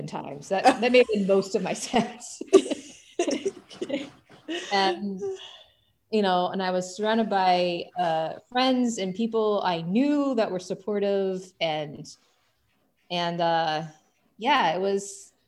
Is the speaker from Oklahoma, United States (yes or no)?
yes; Oklahoma City, Oklahoma, United States; moved away as an adult; also born or lived in Alaska; now in Phoenix, United States; I grew up in Oklahoma City, and I went to school in Norman, Oklahoma